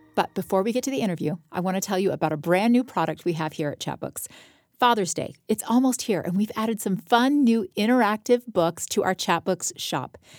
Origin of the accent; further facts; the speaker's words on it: Florida, United States; moved away as an adult; also born or lived in Salt Lake City / Los Angeles; now in Utah, United States; I was born in Salt Lake when my dad was in law school at the U, and then I lived the rest of my life in Florida